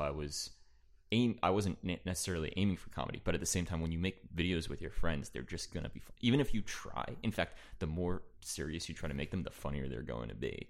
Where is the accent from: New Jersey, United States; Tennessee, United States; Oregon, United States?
New Jersey, United States; East Brunswick; I am from New Jersey, East Brunswick, New Jersey, Central New Jersey